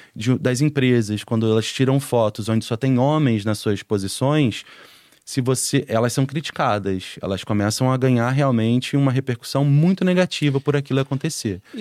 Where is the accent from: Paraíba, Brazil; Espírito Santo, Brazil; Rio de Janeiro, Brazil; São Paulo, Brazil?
Rio de Janeiro, Brazil; São Gonçalo; a família saiu de lá foi morar em São Gonçalo, que é do outro lado da ponte, que é Sim. em Niterói, né? Pro lado de Niterói. E foi onde eu passei até os meus 17 anos